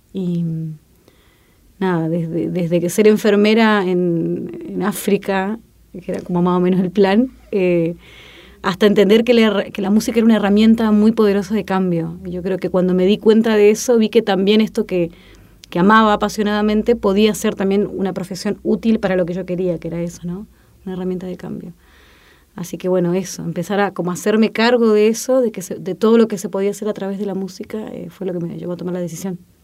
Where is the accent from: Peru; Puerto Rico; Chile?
Chile; moved away; soy chilena